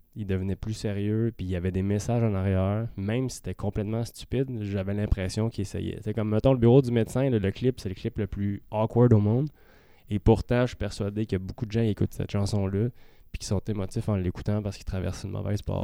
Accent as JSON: {"language": "French", "town": "Saint-Eustache", "region": "Quebec", "country": "Canada", "tie": "born or raised there", "said": "on vient de Saint-Eustache tous les deux."}